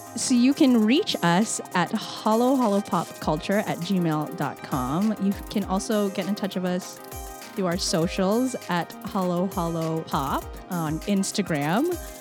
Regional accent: Scarborough, Ontario, Canada; born and raised in Scarborough, Ontario

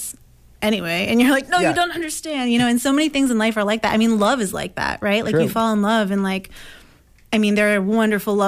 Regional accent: Gilford, New Hampshire, United States; now in Somerville, United States; I grew up in Guilford, New Hampshire, which is on Lake Winnipesaukee

